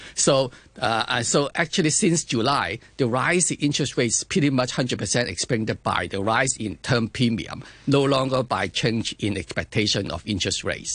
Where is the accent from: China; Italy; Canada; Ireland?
China; I come from China also